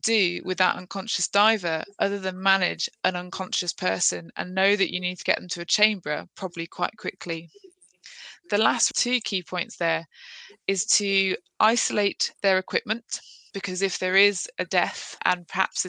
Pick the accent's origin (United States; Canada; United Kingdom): United Kingdom; Midlands; moved away as an adult; now in Plymouth, United Kingdom; I'm from the Midlands